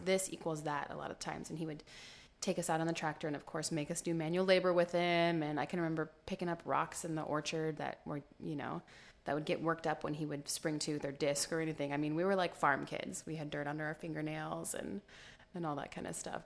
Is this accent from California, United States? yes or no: yes; Modesto, California, United States; also born or lived in New York; I was born here in Modesto, born and raised